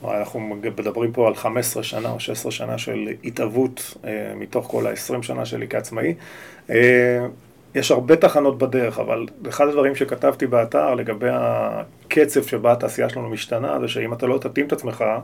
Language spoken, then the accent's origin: Hebrew; Or Yehuda, Central District, Israel; אני בא משם, אני הגעתי מאור יהודה לעולם תוכן שאני לא מכיר